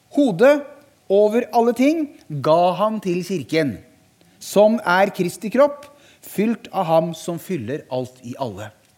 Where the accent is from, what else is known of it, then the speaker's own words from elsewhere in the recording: Harestua, Eastern Norway, Norway; moved away as an adult; now in Sørlandet, Norway; Jeg er født og oppvokst på Østlandet